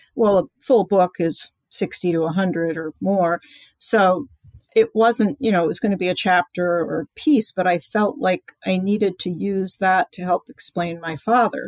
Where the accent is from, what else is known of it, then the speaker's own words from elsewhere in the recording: East Coast, United States; I grew up on the East Coast.